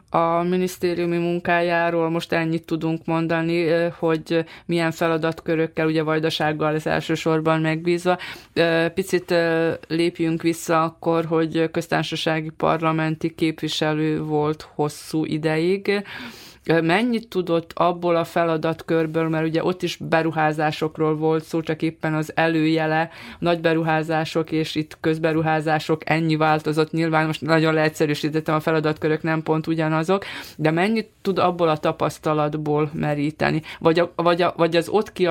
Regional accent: Vojvodina, Serbia; mondjuk most vajdasági magyarként Belgrádban az érdekeket.

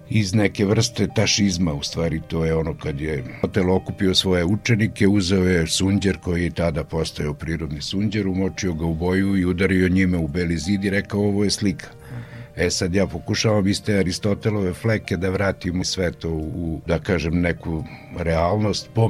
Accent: Opovo, Vojvodina, Serbia; rođen sam u Opovu

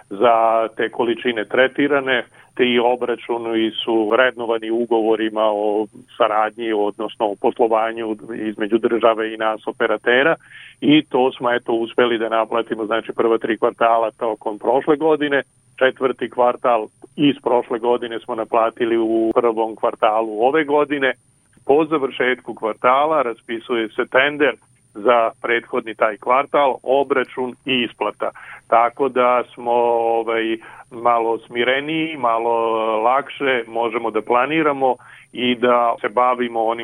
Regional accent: Serbia

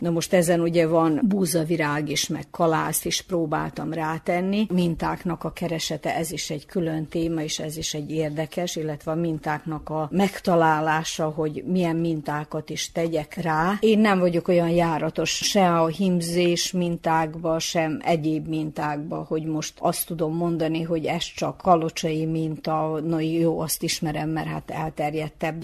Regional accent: Zrenjanin, Vojvodina, Serbia; a szülővárosomban, ezen a helyen, ahol élek

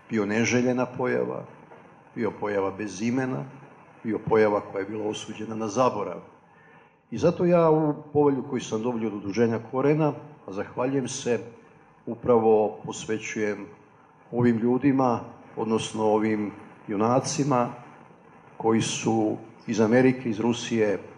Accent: Vojvoda Stepa, Vojvodina, Serbia; u mom rodnom selu Vojvoda Stepi u Bagatu dobrovoljačkom naselju u jednoj kući od naboja.

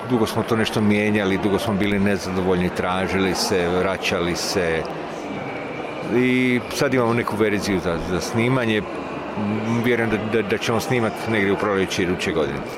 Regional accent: Split-Dalmatia County, Croatia; moved away; taj moj zavičaj iz kojeg ja dolazim, ovaj, kad je to, ono prešao iz, iz, iz turskih u, u, u, u mletačke ruke, da tu se napravila neka granica prema Hercegovini

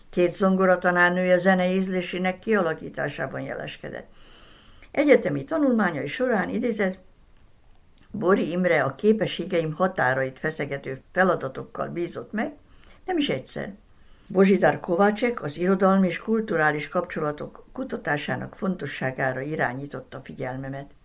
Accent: Sombor, Vojvodina, Serbia; szülővárosom Zombor, néhány kulturális rendezvény, valamint a színjátszás feltétel nélküli szeretetének az összefüggésében.

